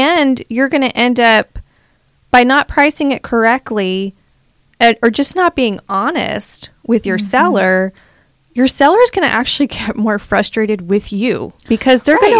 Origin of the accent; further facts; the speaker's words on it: the South, United States; I know what those are, and I'm from the South, but I've never called it a nab.